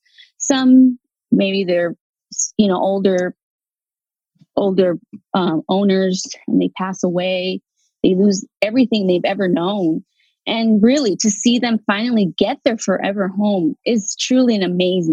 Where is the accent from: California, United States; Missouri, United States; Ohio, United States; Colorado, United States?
California, United States; Los Angeles; I'm from the Valley, the San Fernando Valley